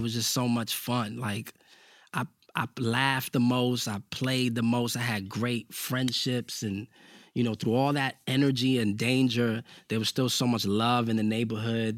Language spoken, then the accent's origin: English; New York City, New York, United States